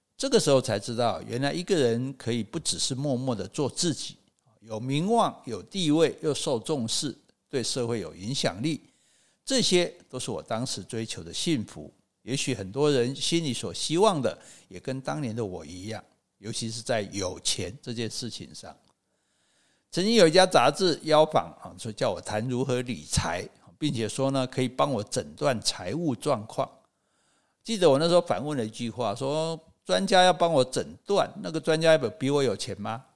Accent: Taichung, Taiwan; moved away; also born or lived in Wulai, New Taipei / Xueba; 从乌来搬回我的这个台中老家的时候，妈妈家

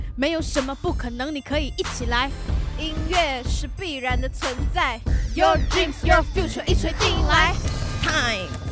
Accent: Malaysia; 我来自马来西亚

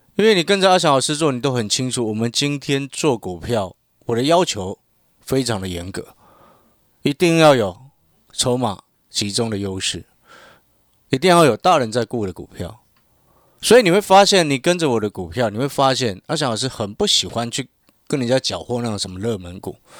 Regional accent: Hualien, Hualien County, Taiwan; now in Taipei, Taiwan; 我从小在花莲长大，然后呢，因为花莲人不多嘛

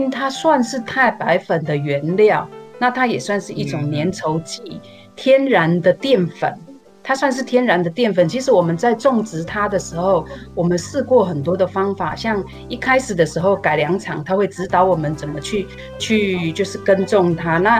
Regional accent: Yuli, Hualien County, Taiwan; also born or lived in northern Taiwan; 我们算是呃从北部再回来的一些，算是一开始回，我们已经其实，在部落里边，我们已经将近十几年开始在在，其实回到部落已经十几年了，

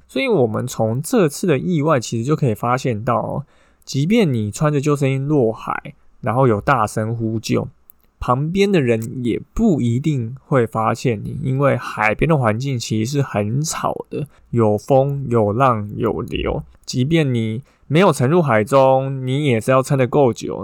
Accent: Taipei, Taiwan; 自己刚好就住在内湖哈，所以碧湖公园跟大湖公园就是我长大的地方

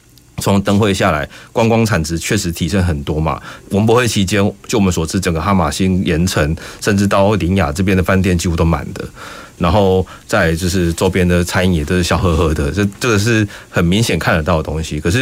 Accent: Kaohsiung, Taiwan; 哪些东西是我高雄，我高雄人我骄傲这样子的一种一种地方。

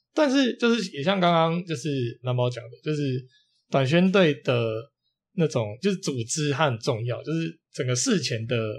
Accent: Taiwan; 我们台湾

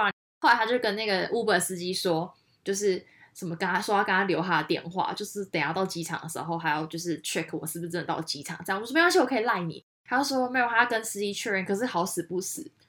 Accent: Taiwan; 因为他知道我是台湾人，所以他故意用他们其他人不知道语言跟我讲话

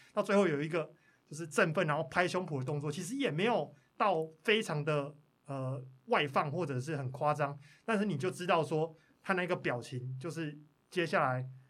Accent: Pingtung County, Taiwan; 我是屏东人

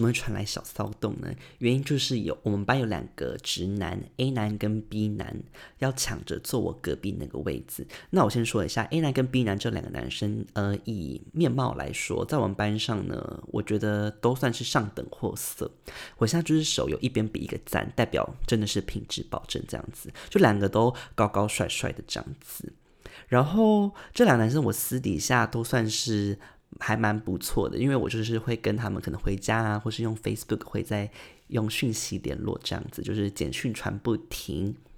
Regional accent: Taitung, Taitung County, Taiwan; 我本身是台东人

